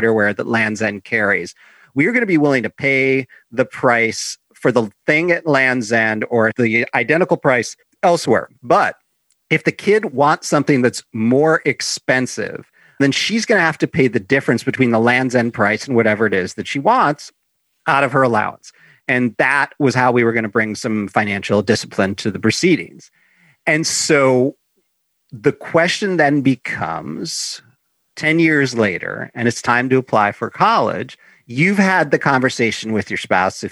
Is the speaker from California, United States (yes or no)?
no; Chicago, Illinois, United States; I grew up in Chicago